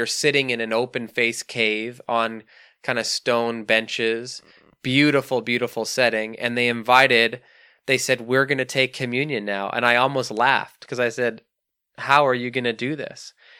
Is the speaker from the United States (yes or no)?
no; Canada; accent: Canadian; Mukattam is how I would pronounce it in my Canadian lazy accent.